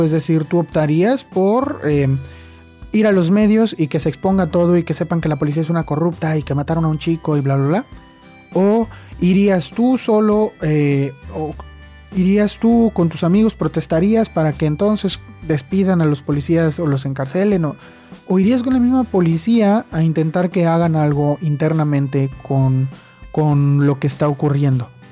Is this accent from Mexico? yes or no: yes; Mexico; soy de México